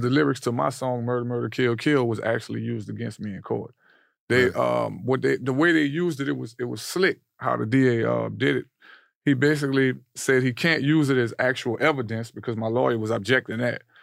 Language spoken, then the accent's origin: English; New Orleans, Louisiana, United States; New Orleans